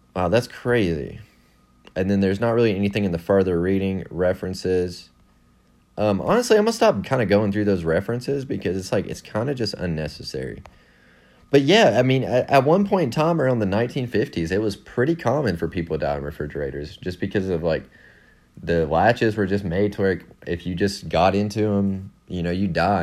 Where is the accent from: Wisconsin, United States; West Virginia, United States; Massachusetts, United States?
West Virginia, United States; I'm from West Virginia